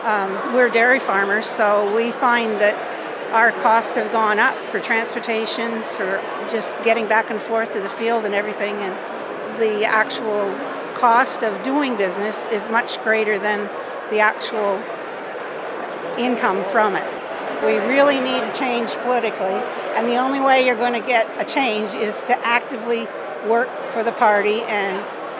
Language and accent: English; New Brunswick, Canada; from Tobique Mackinac in New Brunswick, just outside of Fredericton.